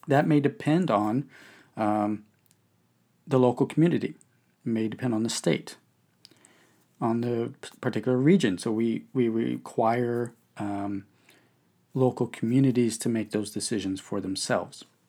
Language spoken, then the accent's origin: English; Texas, United States; my home state of Texas